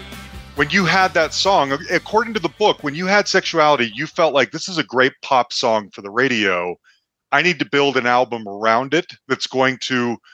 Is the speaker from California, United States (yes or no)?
no; Salt Lake City, Utah, United States; now in Denver, United States; I live in Denver. I'm originally from Salt Lake City.